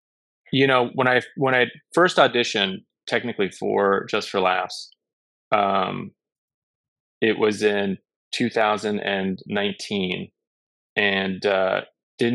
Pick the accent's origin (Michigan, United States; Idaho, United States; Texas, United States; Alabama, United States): Texas, United States; Dallas; I was from Dallas